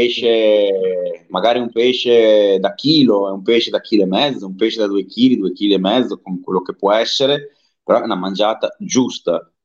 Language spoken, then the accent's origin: Italian; Emilia-Romagna, Italy; da dove vengo io non abbiamo laghi grossi, abbiamo più che altro cavette